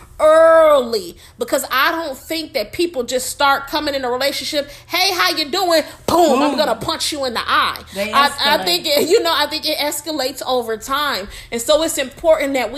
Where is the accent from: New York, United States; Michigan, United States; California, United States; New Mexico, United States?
Michigan, United States; Detroit; I'm from Michigan. You know, y'all, we from Detroit.